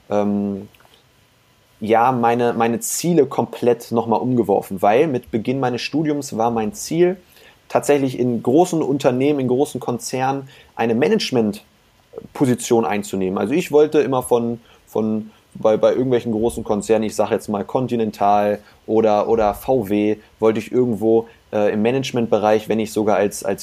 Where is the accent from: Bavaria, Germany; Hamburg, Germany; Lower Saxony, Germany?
Lower Saxony, Germany; Hanover; Ich sitze hier gerade im, im schönen Hannover. Das ist meine Heimatstadt, hier bin ich groß geworden.